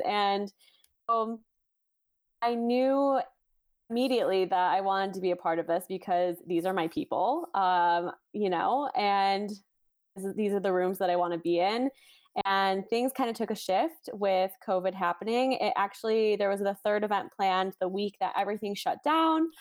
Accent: Chicago suburbs, Illinois, United States; I was born and raised in the Chicago suburbs

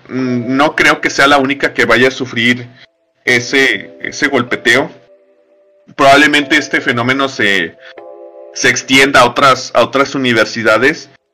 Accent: Mexico; a nosotros como, como mexicanos

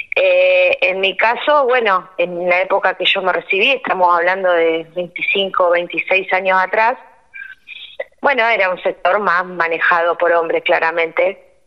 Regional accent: Rosario, Santa Fe, Argentina; moved away as an adult; also born or lived in Cañada de Gómez area: Cañada Rosquín, Santa Fe; now in Cañada Rosquín, Argentina; soy rosarina y cuando me recibí me vine a vivir acá a Cañada de Rosquín

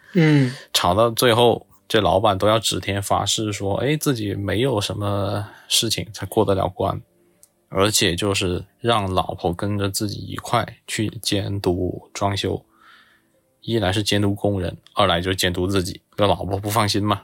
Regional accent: Zhuang-speaking hometown, Guangxi, China; accent: Zhuang; 我家乡的方言

